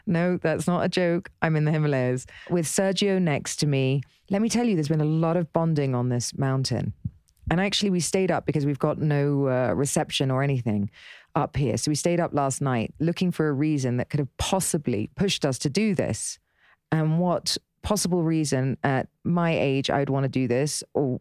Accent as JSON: {"language": "English", "area": "Dorset", "region": "South West England", "country": "United Kingdom", "tie": "born or raised there", "said": "I grew up in Dorset"}